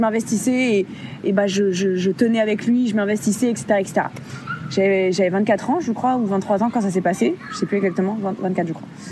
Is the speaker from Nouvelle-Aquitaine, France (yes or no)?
yes; Bordeaux, Nouvelle-Aquitaine, France; moved away as an adult; also born or lived in Caribbean; de base, je suis bordelaise